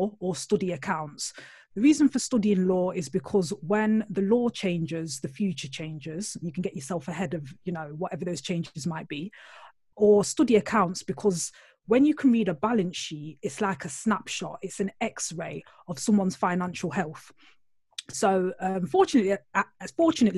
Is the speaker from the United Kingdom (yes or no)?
yes; Nottingham, East Midlands, United Kingdom; accent: Nottingham; I'm originally from Nottingham, which is like Robin Hood. I always like to start the intro like that because people out there will be thinking, oh, what's that accent? It's Nottingham